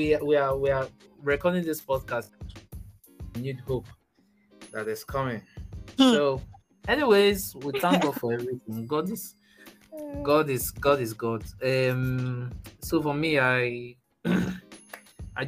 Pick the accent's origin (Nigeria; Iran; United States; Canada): Nigeria; I really felt proud being a Nigerian